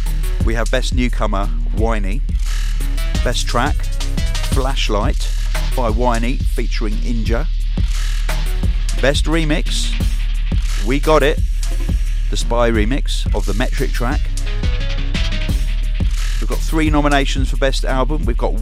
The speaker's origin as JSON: {"language": "English", "region": "Crimea", "country": "Ukraine", "said": "We're from Crimea in the Ukraine originally"}